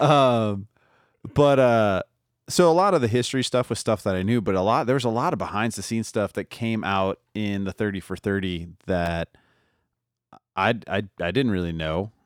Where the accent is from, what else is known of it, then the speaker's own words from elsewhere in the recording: New Orleans, Louisiana, United States; now in Denver, United States; I grew up in New Orleans